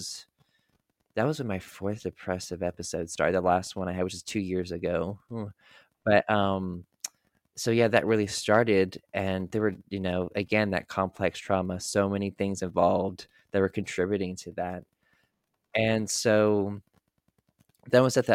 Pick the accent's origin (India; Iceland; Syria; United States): United States; North Carolina; the house that I grew up in North Carolina